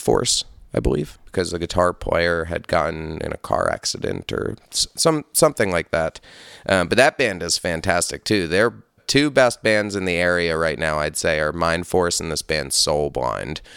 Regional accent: Hudson Valley, upstate New York, United States; also born or lived in Brooklyn, New York; I grew up in upstate New York. I grew up in the Hudson Valley near, like, Poughkeepsie in that scene in between that and Albany

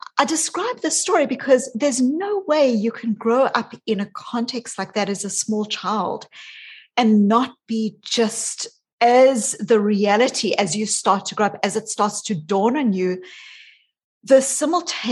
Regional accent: South Africa; also born or lived in New Zealand / Australia; now in Boston, United States; I grew up in South Africa. And when I was a child, I was born as a white South African

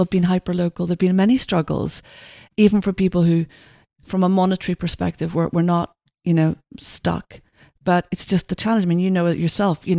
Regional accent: Ireland; I'm Irish

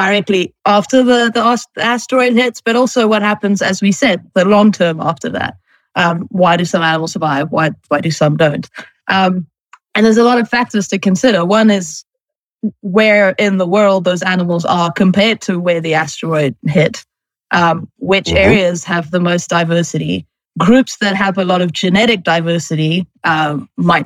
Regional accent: Johannesburg, Gauteng, South Africa; moved away as an adult; I'm from Johannesburg, South Africa, originally

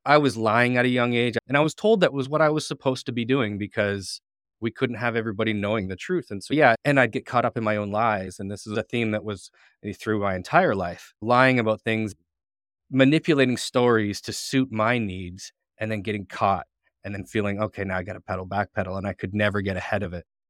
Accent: St. Catharines, Ontario, Canada; I grew up in Saint Catharines, Ontario

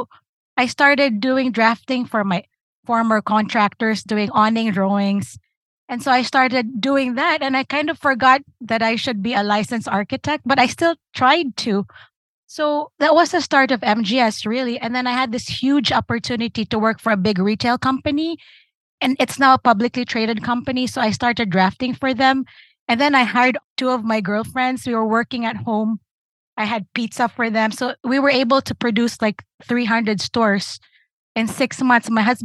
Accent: Philippines; moved away as an adult; also born or lived in Newark, New Jersey; now in United States; I'm from the Philippines. We graduate high school at 16.

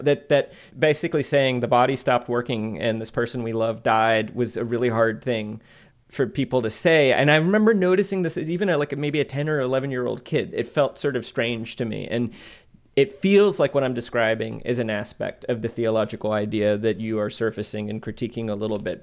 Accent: the South, United States; I grew up in the South in a community that I now realize was rather religious

